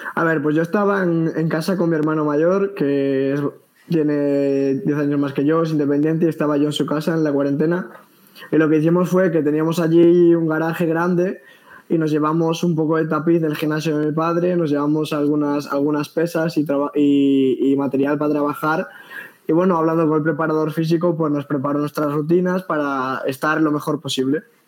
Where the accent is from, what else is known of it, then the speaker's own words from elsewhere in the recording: Galicia, Spain; yo soy de Galicia